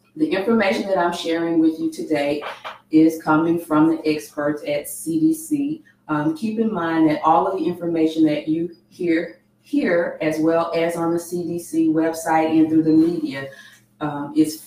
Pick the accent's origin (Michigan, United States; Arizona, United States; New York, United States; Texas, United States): Texas, United States; Houston; born and raised here in Houston